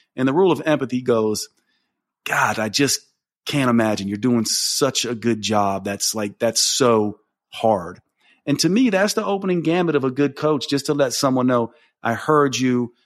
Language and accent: English; Asheville, North Carolina, United States; my hometown of Asheville